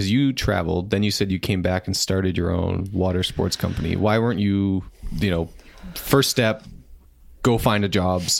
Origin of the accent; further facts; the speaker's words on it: Windsor, Ontario, Canada; I grew up in Windsor, so relatively small town.